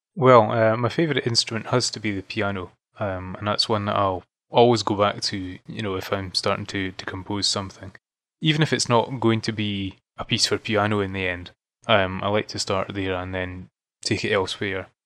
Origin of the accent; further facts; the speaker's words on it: Fife, Scotland, United Kingdom; moved away as an adult; now in Edinburgh, United Kingdom; I'm from Scotland. Um, originally from a small region called Fife, uh, but I moved to Edinburgh, the capital, probably about seven years